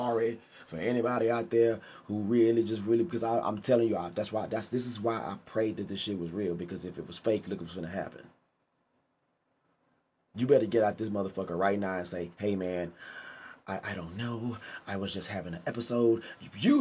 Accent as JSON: {"language": "English", "country": "United States", "said": "I'm fucking American"}